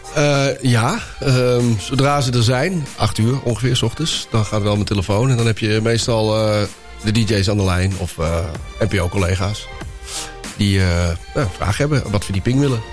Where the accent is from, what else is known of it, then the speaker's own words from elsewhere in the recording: Netherlands; ik uit Nederland kwam